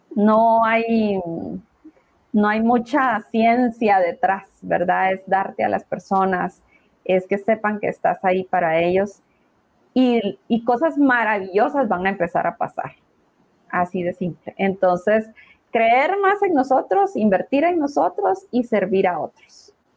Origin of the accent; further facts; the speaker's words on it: Guatemala; como guatemaltecos